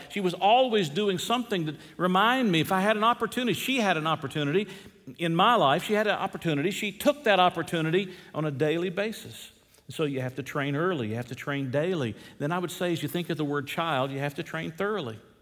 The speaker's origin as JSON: {"language": "English", "region": "the South", "country": "United States", "tie": "born or raised there", "moved": "yes", "said": "growing up in the South"}